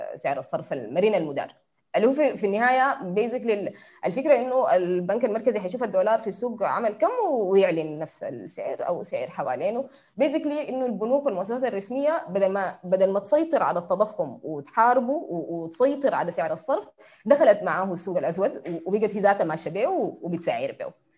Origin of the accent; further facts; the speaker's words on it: Sudan; انا مواطنه سودانيه من الشعب السوداني